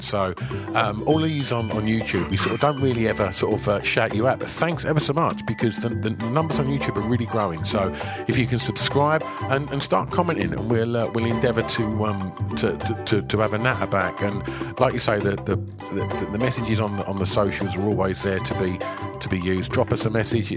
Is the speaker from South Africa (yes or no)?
no; United Kingdom; as two British lads